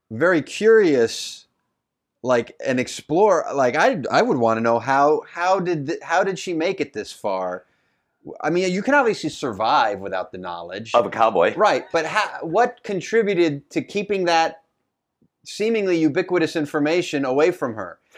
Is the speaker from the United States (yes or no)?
yes; Houston, Texas, United States; I'm from Houston, Texas.